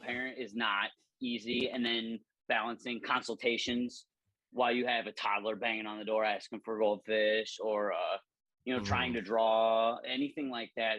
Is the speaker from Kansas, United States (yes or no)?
no; Northwest Ohio, United States; moved away as an adult; also born or lived in Illinois; Northwest in- Ohio, yeah. about forty five minutes south of Toledo, and then that, that's where I grew up